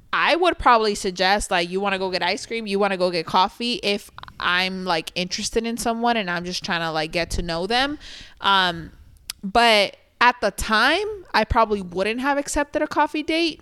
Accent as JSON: {"language": "English", "region": "Sinaloa", "country": "Mexico", "said": "I'm from Sinaloa."}